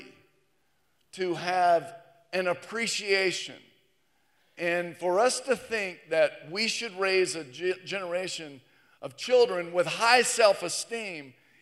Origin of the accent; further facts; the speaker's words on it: the South, United States; here in the South